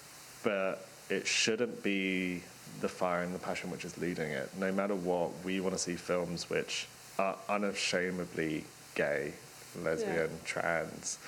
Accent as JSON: {"language": "English", "region": "London", "country": "United Kingdom", "said": "being a Londoner"}